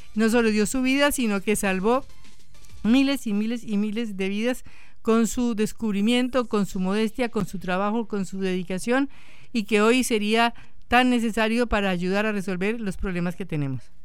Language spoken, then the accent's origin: Spanish; Colombia; moved away; Yo soy colombiana